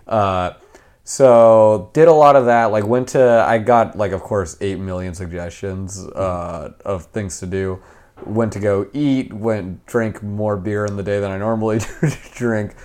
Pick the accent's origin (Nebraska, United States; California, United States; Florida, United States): California, United States; accent: American; I'm from California